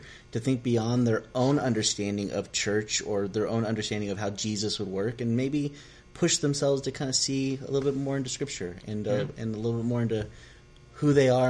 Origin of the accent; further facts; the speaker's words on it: Southern California, United States; moved away as an adult; also born or lived in West Virginia; now in Elkins, United States; I am Mexican, Hispanic, whatever, from Southern California. I moved to West Virginia in 2003.